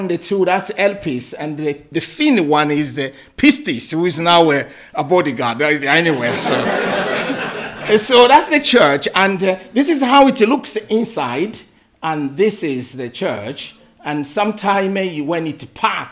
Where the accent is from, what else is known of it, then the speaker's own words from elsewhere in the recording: DR Congo; moved away as an adult; also born or lived in Kenya; now in Scotland, United Kingdom; I come from the Democratic Republic of Congo.